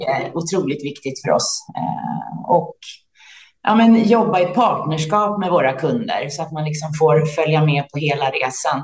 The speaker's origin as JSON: {"language": "Swedish", "town": "Täby", "region": "Stockholm County", "country": "Sweden", "tie": "born or raised there", "lives_now": "Värmdö, Sweden", "said": "Jag är uppvuxen i Täby utanför Stockholm"}